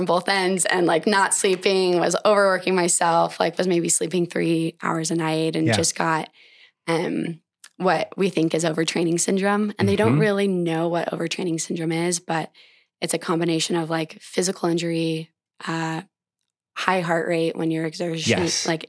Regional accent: Montana, United States; well, what better than running, which I love through my home state of Montana

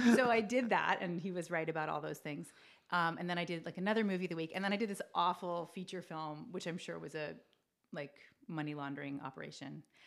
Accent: Fredericton, New Brunswick, Canada; moved away as an adult; now in Los Angeles, United States; the capital city in New Brunswick is where I was born

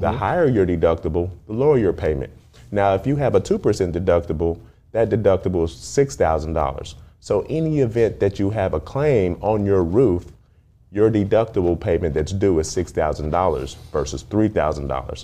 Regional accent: Dallas, Texas, United States; I grew up in Dallas, when I, it was a smaller city, smaller mindset

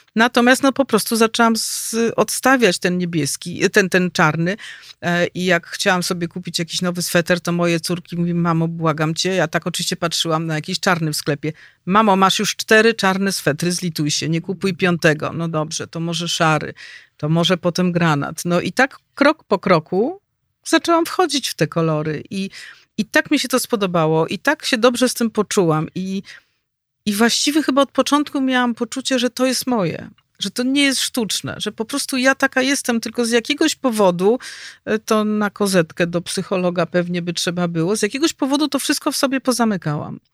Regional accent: Warsaw, Masovian Voivodeship, Poland; Ja jestem rodowitą warszawianką, urodziłam się tu, wychowałam

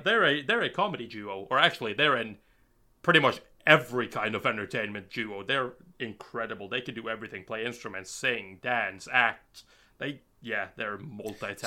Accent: Bergen, Vestland, Norway; I'm from Norway, and uh, I'm from Bergen, Norway

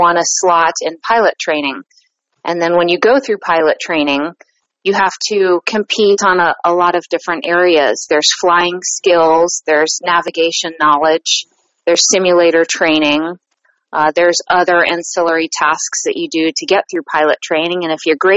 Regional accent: Columbus, Ohio, United States; I'm from Columbus, Ohio

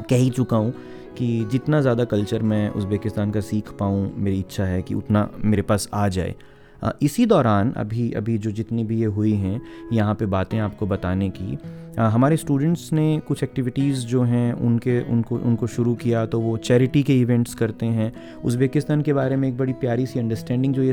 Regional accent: Haryana, India; first language Haryanvi; Hindi is a second language; मैं हरियाणवी जो गाने हैं उनको हरियाणवी में ही बोल के आपको सुनाऊँ जो मेरी मातृभाषा है जिसमें घर पे बात करते हैं बाहर हिंदी में बात करते हैं

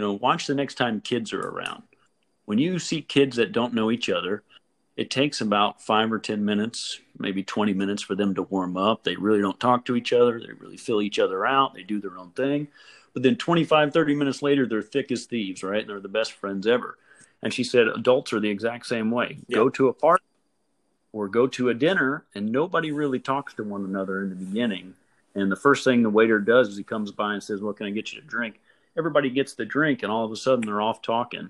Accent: Louisville, Kentucky, United States; I grew up in a suburb of Louisville, Kentucky

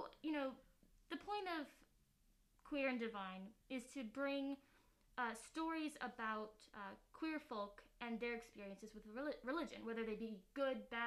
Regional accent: North Carolina, United States; I'm from North Carolina

